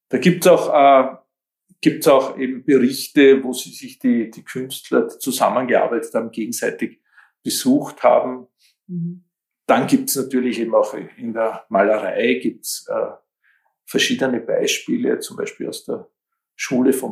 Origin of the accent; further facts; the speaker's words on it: Kaltenleutgeben, Lower Austria, Austria; Ich denke da jetzt an Kaltenleuth geben, meinen Heimatort